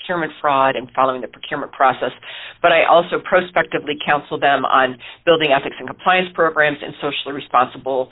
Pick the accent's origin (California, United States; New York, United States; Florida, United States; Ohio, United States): Ohio, United States; moved away as an adult; also born or lived in Allegheny County, Pennsylvania; growing up in Ohio